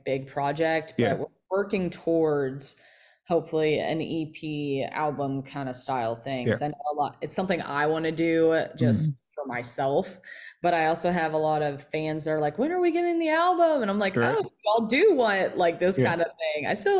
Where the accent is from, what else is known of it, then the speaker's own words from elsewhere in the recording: Kentucky, United States; hitting all of Kentucky, my home state, my new home, Tennessee.